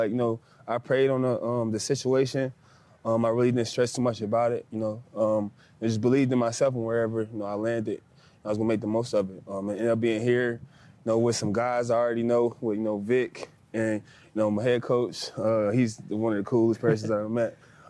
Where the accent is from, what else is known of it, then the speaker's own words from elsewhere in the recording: Cincinnati, Ohio, United States; moved away as an adult; also born or lived in Nashville; I'm from Cincinnati, Dayton area.